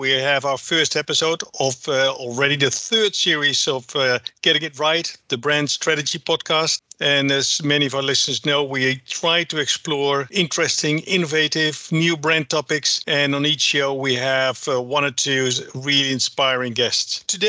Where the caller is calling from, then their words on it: Amsterdam, North Holland, Netherlands; I'm the global brand strategist at Ipsos. I'm dialing in from Amsterdam